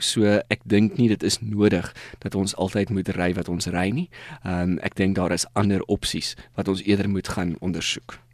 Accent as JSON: {"language": "Afrikaans", "country": "South Africa", "said": "ons as Suid-Afrikaners"}